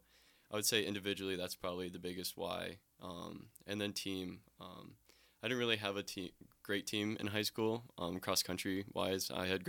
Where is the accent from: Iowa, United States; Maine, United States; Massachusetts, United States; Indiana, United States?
Iowa, United States; Lake City; moved away; Yep, Lake City, Iowa.